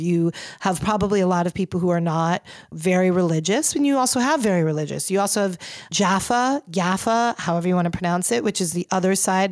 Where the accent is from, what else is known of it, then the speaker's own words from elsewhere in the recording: New York City, New York, United States; I'm a New Yorker.